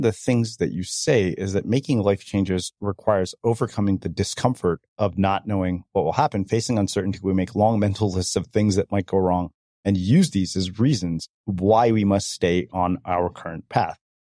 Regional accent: India; for me, that one is getting married because I'm Indian and I'm still single and in my 40s, right?

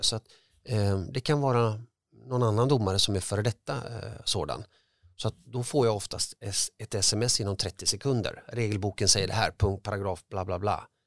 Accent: Gothenburg, Västra Götaland, Sweden; born or raised there

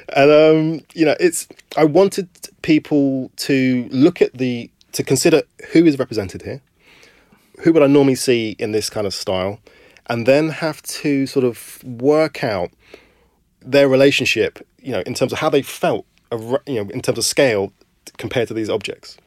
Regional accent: London, United Kingdom; I was born in Camberwell

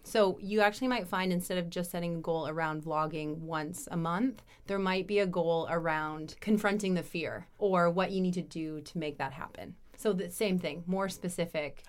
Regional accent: Canada; now in Europe; being a Canadian, now being in Europe

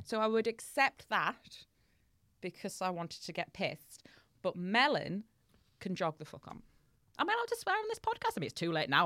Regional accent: Hull, Yorkshire and the Humber, United Kingdom; in Hull, our local speciality is called a patty

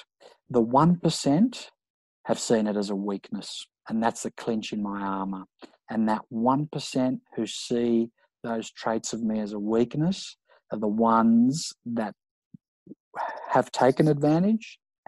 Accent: Sydney, New South Wales, Australia; I grew up in Maroubra

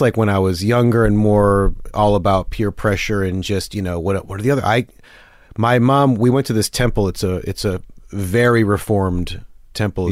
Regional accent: Detroit, Michigan, United States; also born or lived in Chicago; now in New York, United States; suburban Detroit is

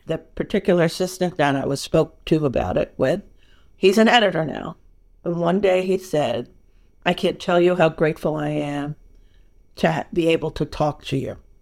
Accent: New York, United States; moved away as an adult; now in California, United States; I'm born and raised in New York. I am a New Yorker

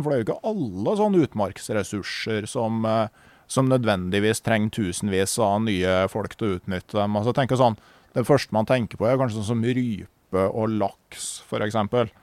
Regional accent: Gausdal, Innlandet, Norway; da jeg vokste opp i Gausdal

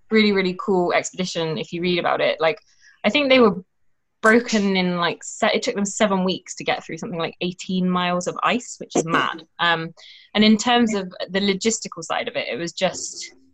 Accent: United Kingdom; We'll we'll do it. We're British.

